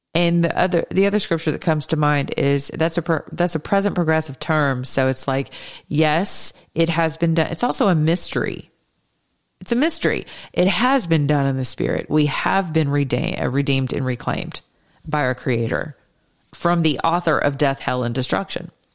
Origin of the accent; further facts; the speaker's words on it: the South, United States; I'm from the South